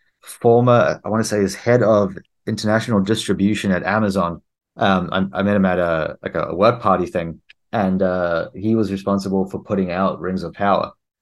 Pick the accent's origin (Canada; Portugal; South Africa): South Africa; moved away; also born or lived in New Zealand / Australia; So I actually am a New Zealand citizen. I moved here from Australia, but before that I was in New Zealand, and originally South Africa. So I'm kind of like from all over.